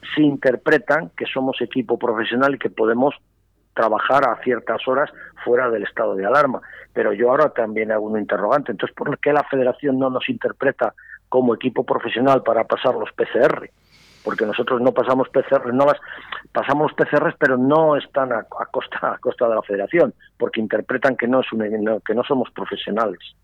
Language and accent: Spanish; Valladolid, Castile and León, Spain; yo soy pucelano